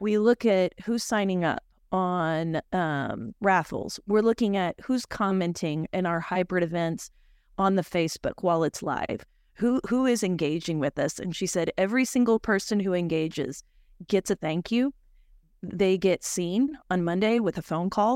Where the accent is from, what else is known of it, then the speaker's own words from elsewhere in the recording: Oklahoma, United States; I'm from Oklahoma